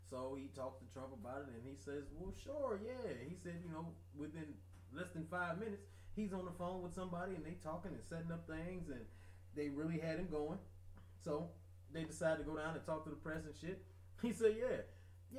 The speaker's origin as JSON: {"language": "English", "region": "Michigan", "country": "United States", "said": "I'm from Michigan"}